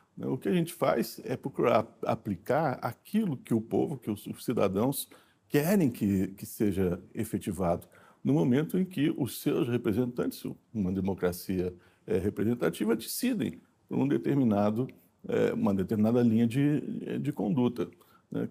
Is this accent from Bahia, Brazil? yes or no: no; Brasília, Federal District, Brazil; also born or lived in Rio de Janeiro; nasci em 1961, né, no, no, Rio de Janeiro, mas passei a minha vida toda em Brasília